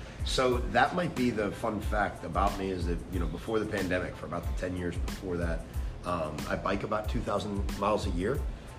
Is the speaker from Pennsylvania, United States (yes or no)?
yes; Pittsburgh, Pennsylvania, United States; moved away; I grew up on the north side of Pittsburgh, right near Three Rivers Stadium